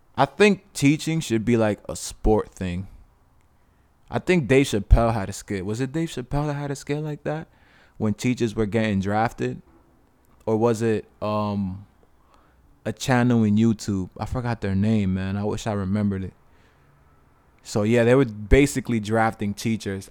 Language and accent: English; New York, United States; I was born in New York.